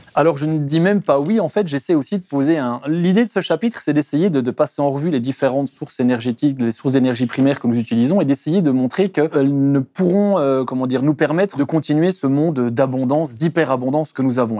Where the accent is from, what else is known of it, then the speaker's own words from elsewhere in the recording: Belgium; je viens, de Belgique